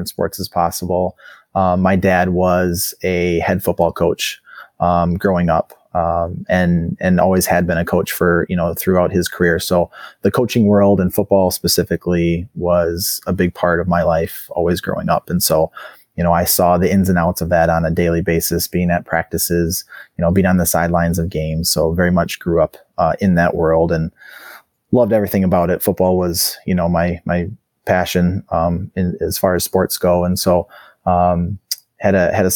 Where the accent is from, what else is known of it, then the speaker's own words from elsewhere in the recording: Menomonie, Wisconsin, United States; moved away as an adult; also born or lived in North Carolina; now in Stewartville, Minnesota, United States; I'm originally from Wisconsin, the western portion of the state